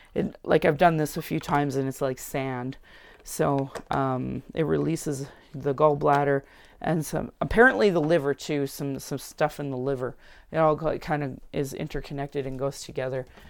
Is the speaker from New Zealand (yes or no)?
no; Sylvan Lake, Alberta, Canada; now in Calgary, Canada; I grew up in Sylvan Lake where this was a hockey town.